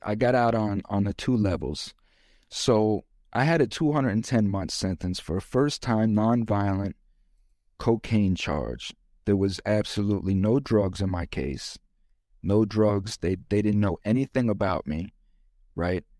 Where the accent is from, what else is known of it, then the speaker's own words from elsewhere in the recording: Florida, United States; I'm from Florida, and this is how we roll in Florida